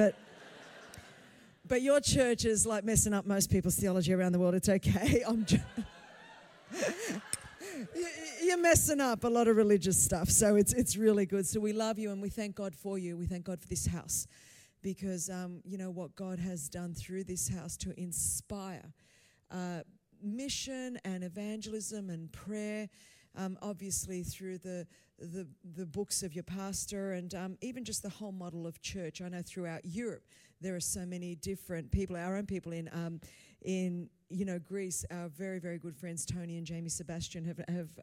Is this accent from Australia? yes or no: yes; Australia; first language Greek; English is a second language; Greek is my first language, but I was born in Australia